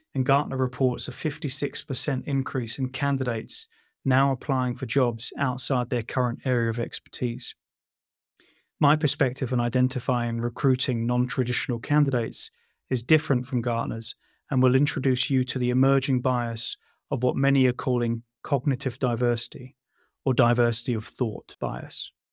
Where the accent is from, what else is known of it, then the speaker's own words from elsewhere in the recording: London, United Kingdom; I'm just a poor boy from Shepherd's Bush